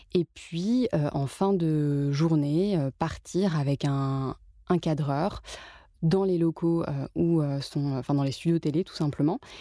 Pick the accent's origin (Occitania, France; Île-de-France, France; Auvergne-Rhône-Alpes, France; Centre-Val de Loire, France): Île-de-France, France; Paris; je suis née, j'ai grandi à Paris